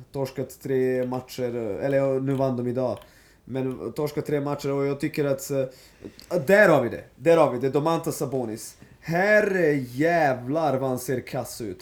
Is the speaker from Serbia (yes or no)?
yes; Serbia; jag är serb